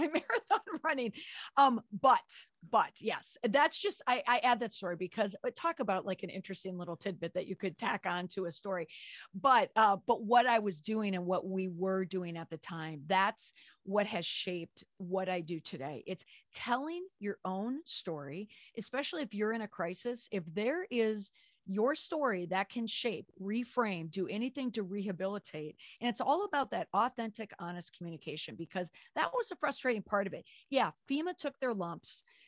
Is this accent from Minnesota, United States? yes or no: yes; Minneapolis, Minnesota, United States; moved away; also born or lived in Washington, D.C.; I grew up in the Twin Cities.